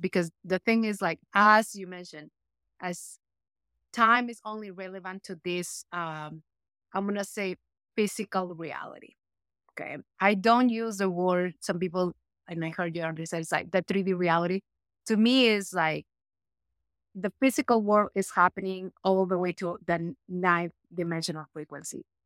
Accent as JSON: {"language": "English", "country": "Peru", "tie": "born or raised there", "moved": "as an adult", "said": "I was born in Peru"}